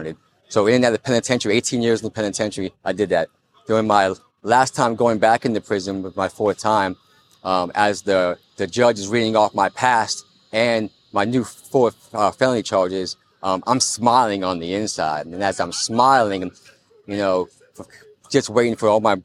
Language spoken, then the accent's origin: English; Florida, United States; I'm from Florida.